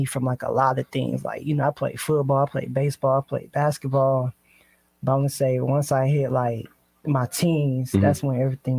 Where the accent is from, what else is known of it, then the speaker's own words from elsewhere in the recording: Akron, Ohio, United States; also born or lived in Atlanta, Georgia; now in Sacramento, United States; I was born Akron, Ohio, and then I moved down to Atlanta, Georgia.